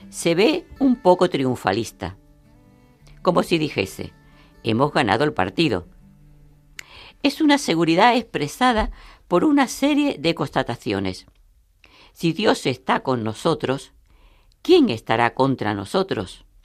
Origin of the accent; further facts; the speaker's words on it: Murcia, Region of Murcia, Spain; de Murcia.